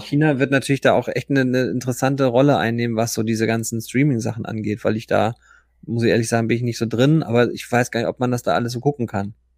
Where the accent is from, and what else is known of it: Germany